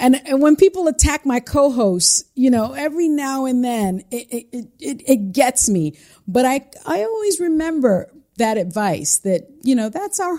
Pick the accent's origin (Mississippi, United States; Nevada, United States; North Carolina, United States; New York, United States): New York, United States; The Bronx; See, I'm from the Bronx.